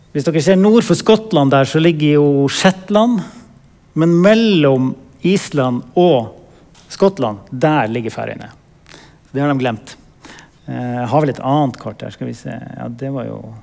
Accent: Vadsø, Finnmark, Norway; moved away; also born or lived in Tromsø / Gothenburg; Født og oppvokst i Vadsø. Eh, i Øst-Finnmark

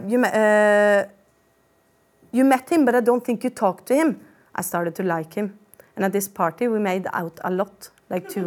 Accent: Sarpsborg, Østfold, Norway; jeg tenkte jeg bare skulle gi dere et lite sånn innblikk i oppveksten min i Sarpsborg.

